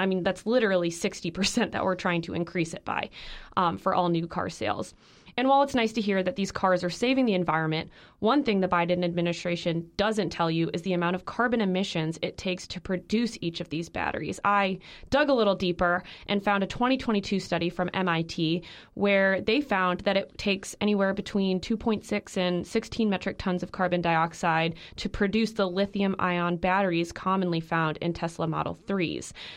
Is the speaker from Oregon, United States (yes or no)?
no; the Midwest, Illinois, United States; moved away; growing up in the Midwest